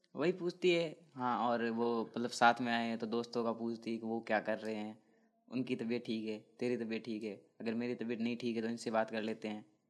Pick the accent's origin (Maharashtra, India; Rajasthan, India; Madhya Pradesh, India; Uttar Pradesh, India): Rajasthan, India; Barmer; now in Kota, India; बाड़मेर में रहता हूँ